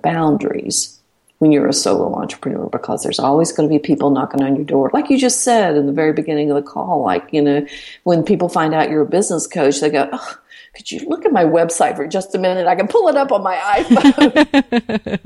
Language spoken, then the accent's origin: English; Blue Ridge Mountains, United States; I'm from the mountains. I'm from the Blue Ridge Mountains. And, you know, we say ain't. That's what we do. We say reckon